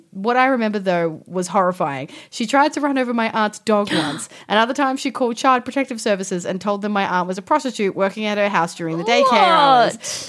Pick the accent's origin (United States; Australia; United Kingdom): Australia; we are Australian.